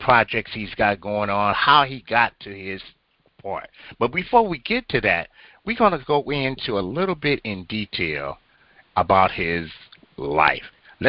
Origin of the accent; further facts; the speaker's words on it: Compton, California, United States; I'm a L.A. Compton boy, you know, so I know the whole background over in that area as well.